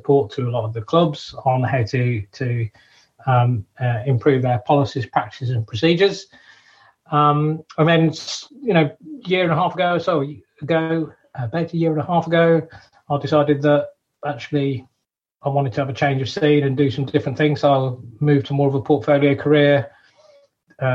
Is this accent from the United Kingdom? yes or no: yes; Wolverhampton, West Midlands, United Kingdom; we're actually born and brought up in Wolverhampton